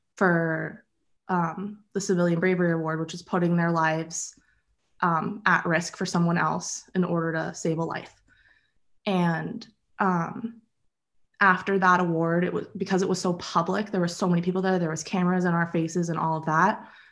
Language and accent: English; Acton, Massachusetts, United States; I grew up in Acton with my dad and brother and my mom.